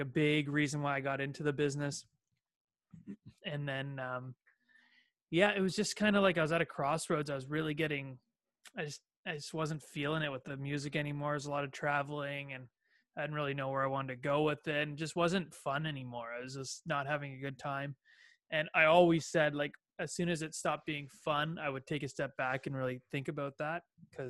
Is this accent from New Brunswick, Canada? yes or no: no; Ajax, Ontario, Canada; I grew up about, just east of the city. Born and raised it's a town called Ajax